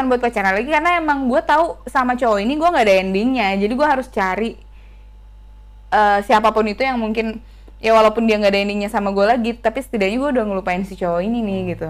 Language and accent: Indonesian; Makassar, South Sulawesi, Indonesia; Dan sedangkan gue kan orang Makassar ya jauh